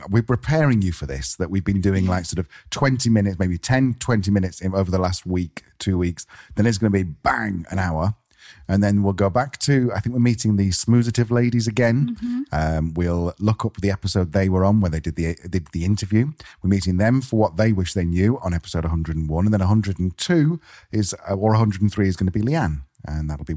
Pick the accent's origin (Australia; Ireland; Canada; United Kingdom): United Kingdom; moved away; I'm being British